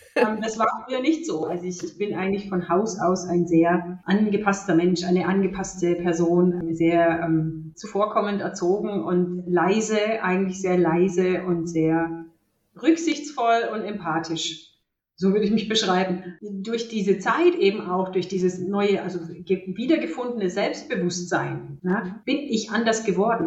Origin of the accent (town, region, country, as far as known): Germany; born or raised there; also born or lived in Romania